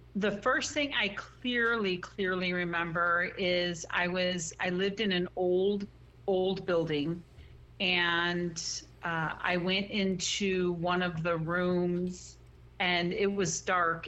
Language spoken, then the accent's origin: English; Chicago, Illinois, United States; moved away as an adult; also born or lived in Texas / Washington State; now in Arizona, United States; I'm originally from Chicago, and uh, I lived there until I was about 19